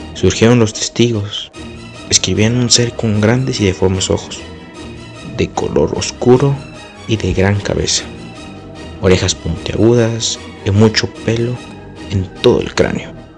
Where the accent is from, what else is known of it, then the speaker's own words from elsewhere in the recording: Querétaro, Mexico; mi bello pueblo